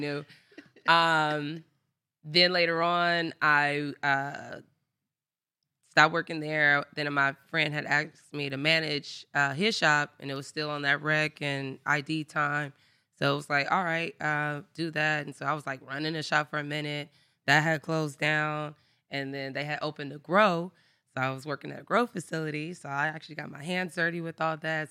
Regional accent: Inglewood, California, United States; also born or lived in Los Angeles; I am from Inglewood, California, born and raised.

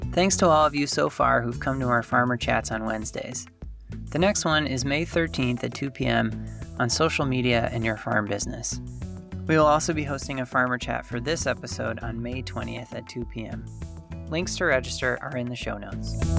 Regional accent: Green Bay, Wisconsin, United States; I live in Green Bay. I'm, I was born and raised here in Green Bay

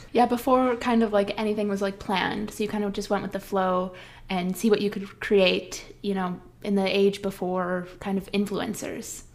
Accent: Midwest, United States; growing up in the Midwest, you're told so often to play it safe and get the practical job

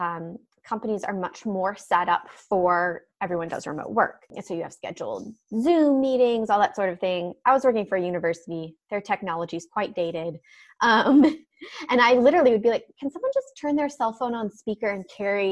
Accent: Philadelphia, Pennsylvania, United States; moved away as an adult; also born or lived in upstate New York / Northern Virginia; now in San Diego, United States; grew up outside Philadelphia, went to school in upstate New York

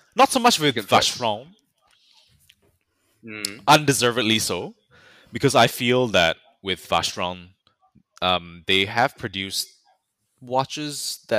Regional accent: France; English is a second language; Yeah, because you're British and you are not French like me.

